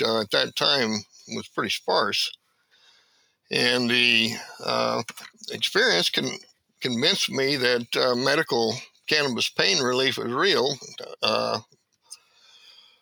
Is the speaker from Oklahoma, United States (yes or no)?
yes; Oklahoma, United States; now in Portland, United States; I originally lived from Oklahoma